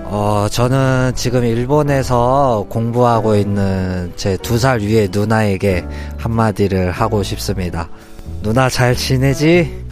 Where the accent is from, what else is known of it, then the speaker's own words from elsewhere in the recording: Gyeongsang, South Korea; 나도 경상도 남자다 보니까